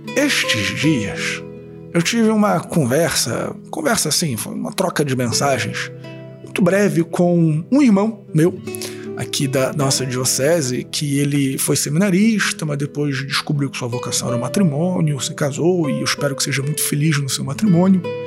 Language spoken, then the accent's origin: Portuguese; Rio de Janeiro, Brazil; eu sou carioca